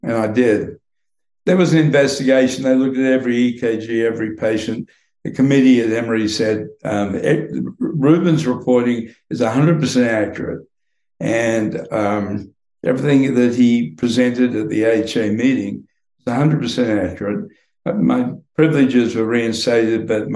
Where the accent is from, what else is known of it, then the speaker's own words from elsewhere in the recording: Queensland, Australia; moved away as an adult; now in United States; I toughened up growing up in the Australian bush